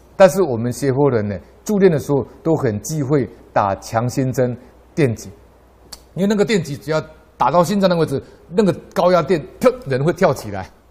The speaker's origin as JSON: {"language": "Chinese", "country": "Taiwan", "said": "我们台湾人"}